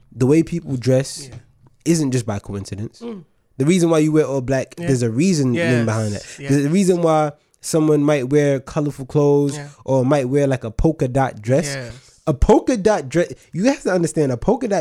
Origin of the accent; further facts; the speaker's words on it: New York City, New York, United States; moved away as an adult; also born or lived in Nigeria (ancestry); now in United Kingdom; I was born in the United States of America, Staten Island, New York, be exact. I lived there for a lot of my life